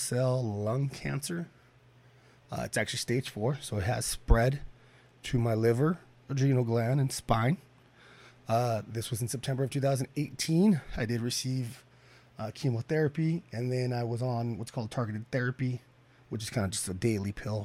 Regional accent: Bakersfield, California, United States; also born or lived in Prosser, Washington / Redding, California; went to school here in Bakersfield. I wasn't born here, surprisingly. I was born in Washington

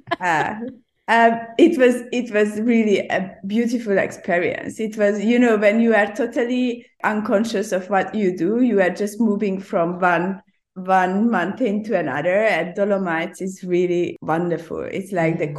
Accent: Hungary; English is a second language; now in Hong Kong; originally, I'm from Hungary.

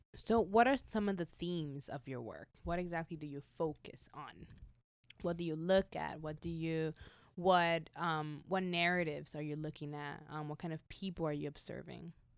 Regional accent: New York City, New York, United States; I am from Bronx, New York

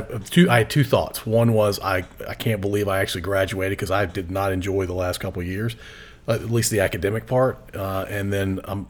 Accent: Ashland, Virginia, United States; You and I grew up in the Ashland, kind of in the middle of nowhere.

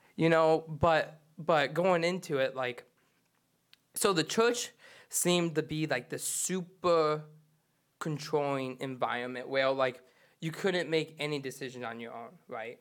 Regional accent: Charlevoix, Michigan, United States; I'm originally from Charlotte, Boy, Michigan

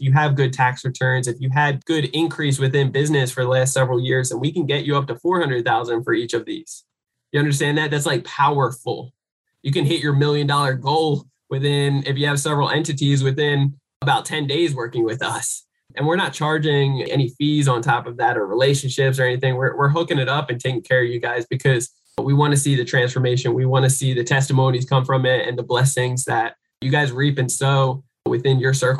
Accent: United States; coming from the American poor

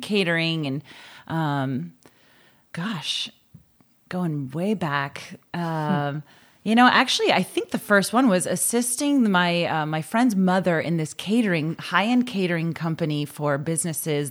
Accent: Boston, Massachusetts, United States; we lived in Dorchester, which has some nice little neighborhoods

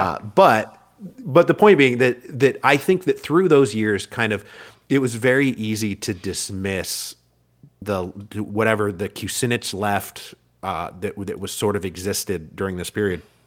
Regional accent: Pacific Northwest, United States; also born or lived in Bellingham, Washington; I'm from the Pacific Northwest.

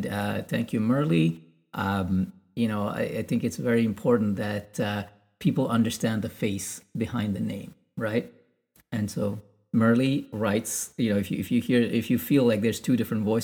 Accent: India; being Indian

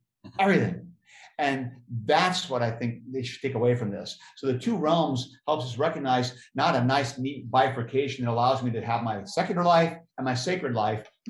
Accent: United States; being an American

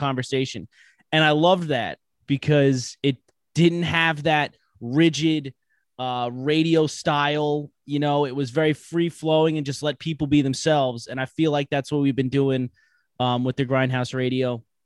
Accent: Long Island, New York, United States; I'm from Long Island, New York. I'm, uh, live out in West Babylon.

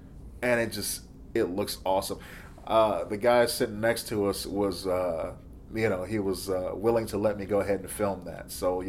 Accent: Midwest, United States; Now, we're from the Midwest, so we don't have a Jack in the Box.

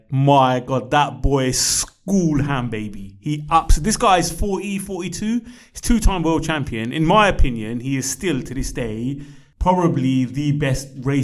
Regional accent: United Kingdom; we're British

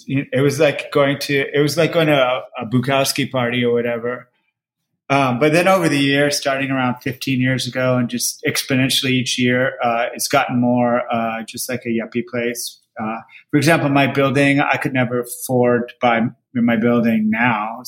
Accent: Berkeley, California, United States; now in Los Angeles, United States; I was born and I grew up and I went to college in Berkeley.

